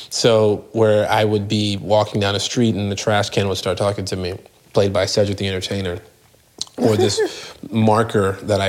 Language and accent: English; London, United Kingdom; I am British. I only do American. Just to stay in rhythm with my American dialect, but born and raised in London.